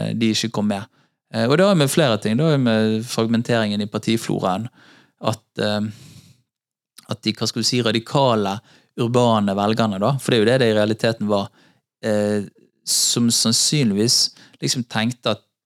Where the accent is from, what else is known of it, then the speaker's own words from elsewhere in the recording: Bergen, Vestland, Norway; bodde på Hordvik, i, i, rett, noen steinkast fra der jeg vokste opp